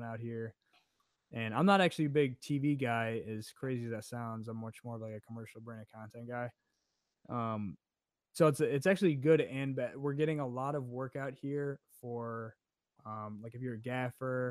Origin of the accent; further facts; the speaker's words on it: Chicago, Illinois, United States; moved away as an adult; now in Atlanta, United States; I grew up in Chicago. So I'm from Chicago. Moved out here for 4 years for college, and then stayed out here because of the work